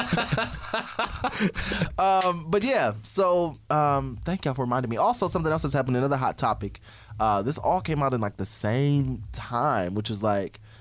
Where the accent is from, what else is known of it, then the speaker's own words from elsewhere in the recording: Fort Wayne, Indiana, United States; I come from a very small town. I come from Fort Wayne, Indiana